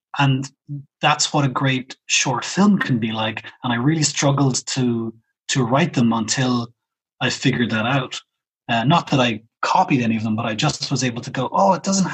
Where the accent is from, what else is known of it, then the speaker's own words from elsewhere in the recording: Cork, Munster, Ireland; moved away as an adult; now in Berlin, Germany; I'm from Cork